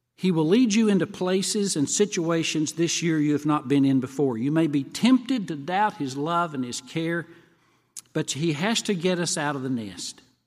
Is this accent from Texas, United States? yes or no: no; Tennessee, United States; moved away as an adult; also born or lived in Kentucky; I was from Tennessee